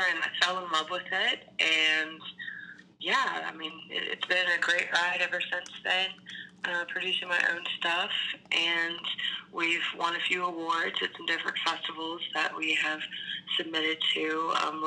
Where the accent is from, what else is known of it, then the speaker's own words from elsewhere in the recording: Atlanta, Georgia, United States; moved away as an adult; also born or lived in Alabama; I grew up in Atlanta